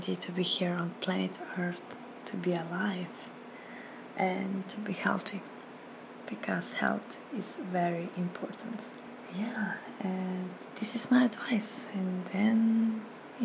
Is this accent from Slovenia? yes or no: yes; Slovenia; I am from Slovenia